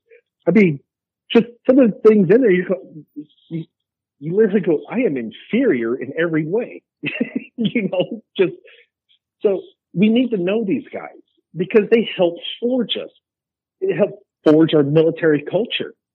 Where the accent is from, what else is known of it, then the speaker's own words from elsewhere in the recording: Texas, United States; being a Texan